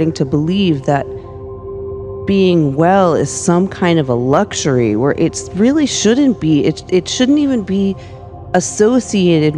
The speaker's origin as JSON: {"language": "English", "town": "Los Angeles", "region": "California", "country": "United States", "tie": "born or raised there", "said": "I was growing up in Hollywood"}